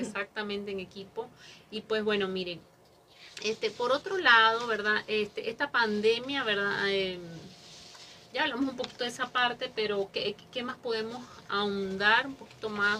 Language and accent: Spanish; Mexico; somos mexicanos